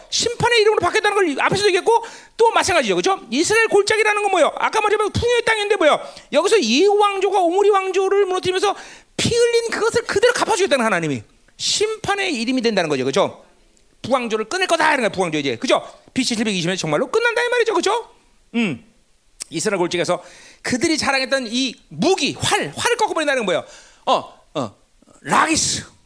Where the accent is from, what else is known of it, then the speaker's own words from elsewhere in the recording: South Korea; 우리가 한반도에 살면서 한국이라는 나라에 속해 있지만